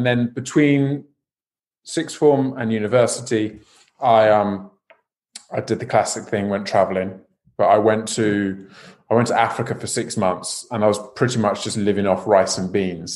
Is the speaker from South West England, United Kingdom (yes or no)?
yes; West Country, South West England, United Kingdom; also born or lived in Buckinghamshire; now in London, United Kingdom; I'm from the West Country